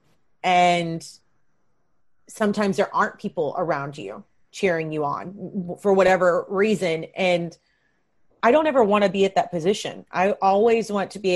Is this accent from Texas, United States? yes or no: no; Kentucky, United States; now in Los Angeles, United States; I'm from Kentucky. I'm from a small town.